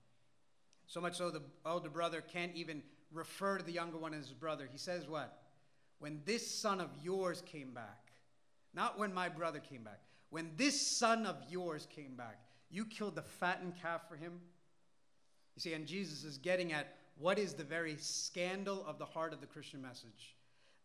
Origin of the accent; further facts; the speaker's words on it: Malayalam-speaking India, Kerala, India; first language Malayalam; English is a second language; moved away; the culture that I grew up in the language that I grew up speaking in the Indian language, Malayalam